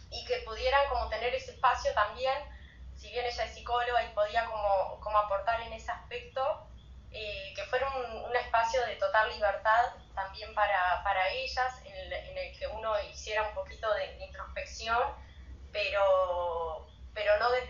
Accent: Rocha, Uruguay; also born or lived in Montevideo, Uruguay; eh, soy de Rocha, Uruguay, tengo 32 abriles

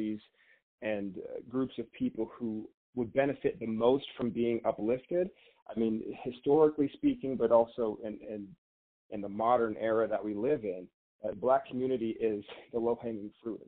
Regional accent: Tulsa, Oklahoma, United States; now in Denver, United States; I'm originally from Tulsa, Oklahoma

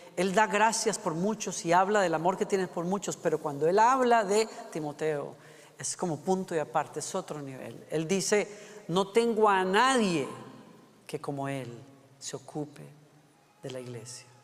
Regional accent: Costa Rica; Costa Rica, es mi país natal

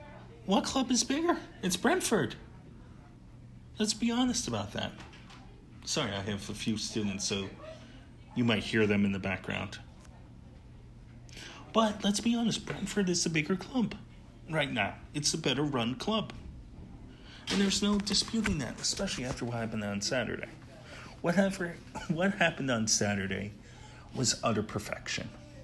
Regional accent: United States; even as an American

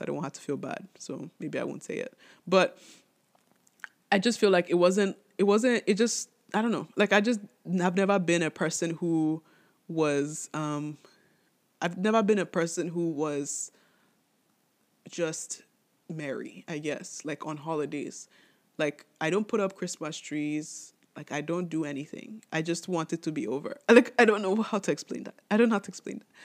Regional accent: Nigeria; I'm Nigerian

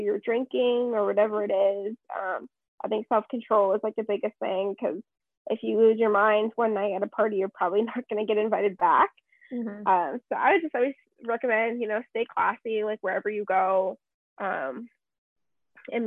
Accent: Las Vegas, Nevada, United States; moved away as an adult; now in Arizona, United States; growing up in Vegas, you know, I'm not new to the party scene

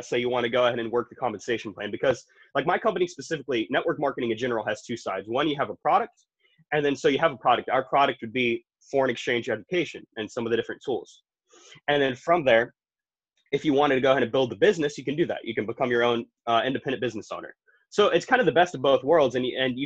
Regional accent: Jacksonville, Florida, United States; I was born and raised in Jacksonville, Florida

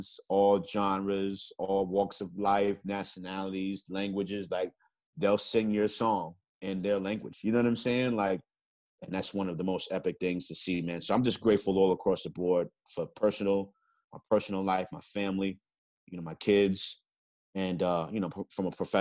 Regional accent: New York City, New York, United States; growing up in the Bronx

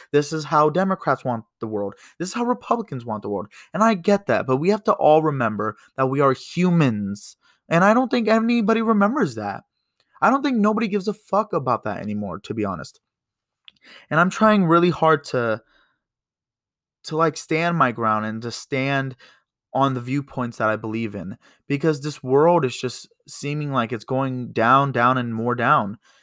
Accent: United States; as an American

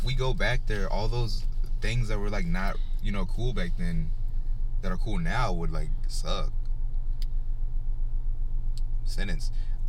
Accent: South Africa; I am South African.

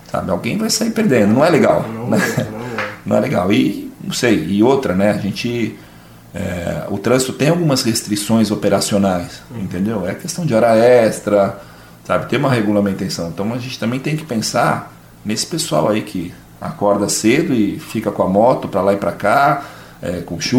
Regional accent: Joinville, Santa Catarina, Brazil; pensar por como nós somos de Joinville, a gente entende.

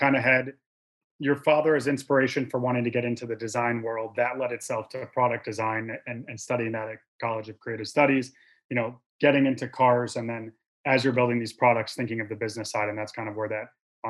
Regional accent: Detroit, Michigan, United States; shout out to my hometown, Detroit

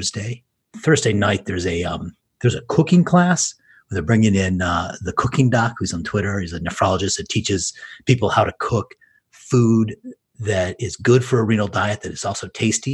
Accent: Detroit, Michigan, United States; I was born and raised in Detroit.

